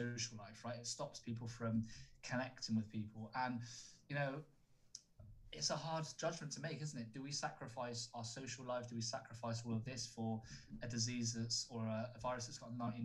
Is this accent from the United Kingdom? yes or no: yes; United Kingdom; We're quite reserved in who we are as British people